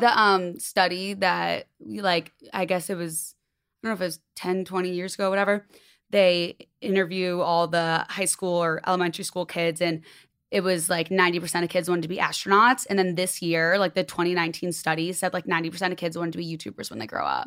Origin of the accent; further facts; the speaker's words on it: Chicago, Illinois, United States; moved away as an adult; now in Los Angeles, United States; And I'm from Chicago.